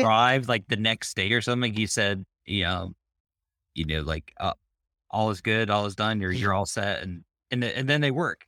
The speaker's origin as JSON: {"language": "English", "region": "Maine", "country": "United States", "tie": "born or raised there", "also_born_or_lived": "Florida / Charlotte", "moved": "as an adult", "lives_now": "Charlotte area, United States", "said": "I grew up in Maine"}